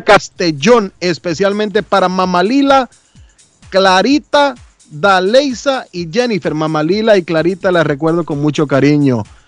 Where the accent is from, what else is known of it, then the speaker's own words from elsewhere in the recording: Teculután, Zacapa, Guatemala; moved away; de mi pueblo, de mi querido Teculután